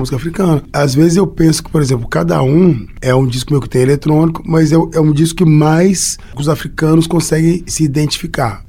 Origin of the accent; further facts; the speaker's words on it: Belo Horizonte, Minas Gerais, Brazil; Eu sou nascido e criado em Belo Horizonte